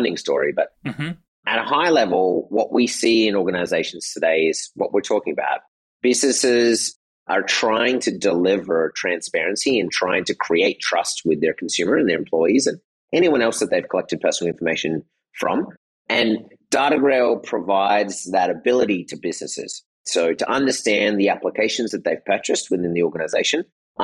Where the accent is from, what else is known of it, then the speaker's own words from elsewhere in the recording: Australia; moved away as an adult; also born or lived in Michigan / Japan / Germany / Netherlands; I grew up in Australia.